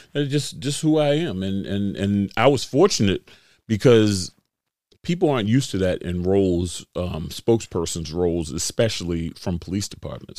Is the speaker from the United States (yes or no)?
yes; Baltimore, Maryland, United States; I grew up right here in Baltimore